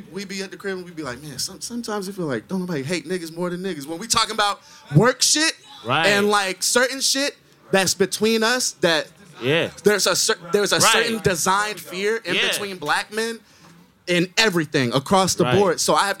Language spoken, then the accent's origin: English; Atlanta, Georgia, United States; I'm from Atlanta